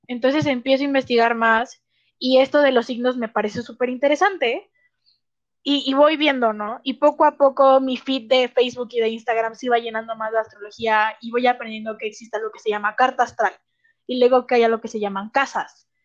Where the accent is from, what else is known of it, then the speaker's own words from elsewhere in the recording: Guadalajara, Jalisco, Mexico; accent: tapatío; soy de Guadalajara